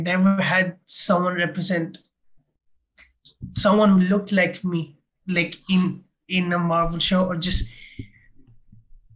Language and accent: English; India; And I'm an Indian